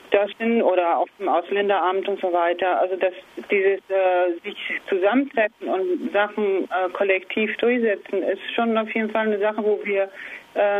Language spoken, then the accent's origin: German; Argentina; German is a second language; now in Kassel, Germany; Ich komme äh, ursprünglich aus Argentinien